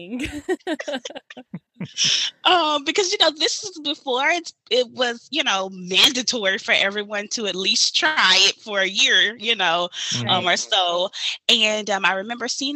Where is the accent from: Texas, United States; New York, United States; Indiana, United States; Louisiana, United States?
Louisiana, United States; Baton Rouge; from Baton Rouge, Louisiana, born and raised.